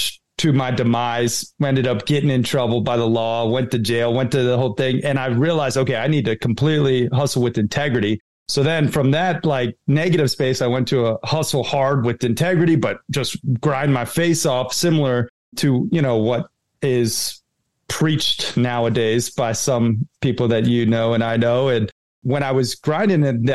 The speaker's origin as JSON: {"language": "English", "town": "Red Lodge", "region": "Montana", "country": "United States", "tie": "born or raised there", "also_born_or_lived": "Sarasota, Florida", "said": "I grew up half in Red Lodge, Montana on my father's ranch, you know, camping, fishing, hunting, hiking, playing cowboy. And then my mom lived in Sarasota, Florida. So I was half surf and skate"}